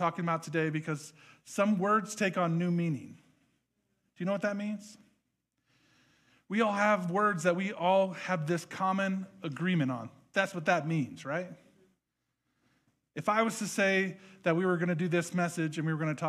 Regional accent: Nebraska, United States; moved away; I grew up in Nebraska

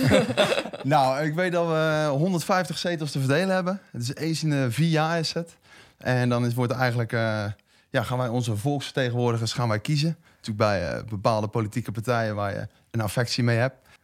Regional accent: De Lier, South Holland, Netherlands; moved away as an adult; now in Schipluiden, Netherlands; ik eh, ben wel geboren en getogen in de Lier. Dus ik voel me ook wel echt Westlander

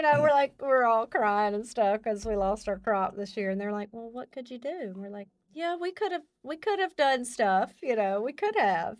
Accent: Calhoun, Louisiana, United States; born and raised in the Calhoun, Western Row area

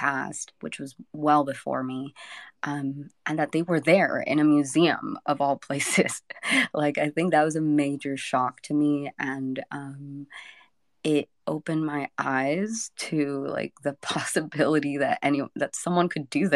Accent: Rosarito, Baja California, Mexico; also born or lived in San Diego, California; now in Southern California, United States; I'm originally from Mexico. I was born in Rosarito, Baja California. And then I migrated to the U.S., to San Diego, in 2001 with my family.

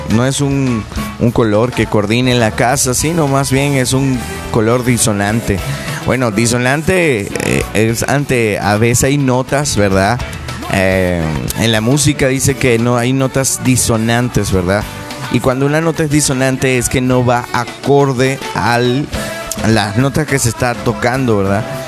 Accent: Venezuela; moved away; nosotros que somos venezolanos, y estamos acá

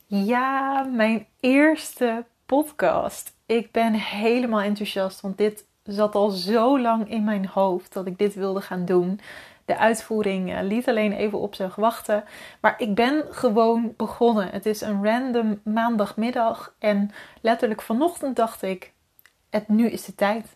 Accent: Wieringerwaard, North Holland, Netherlands; also born or lived in Alkmaar; Mijn ouders die wonen in een klein, woonden in een klein dorpje in Noord-Holland, Wieringerwaard.

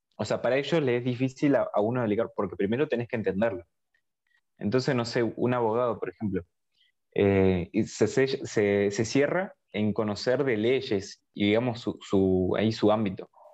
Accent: Argentina; Pero yo soy de Argentina

